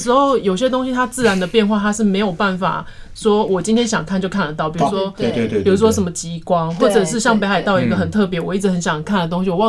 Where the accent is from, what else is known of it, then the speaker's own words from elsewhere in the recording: Pingtung County, Taiwan; moved away; 因为我们是屏东长大的，然后我就觉得在那边感受到我小时候在屏东的那种感觉，